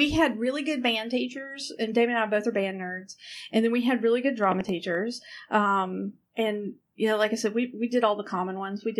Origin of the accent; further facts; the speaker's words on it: Georgia, United States; This little bitty town in Georgia, like I said, the school, growing up in the 80s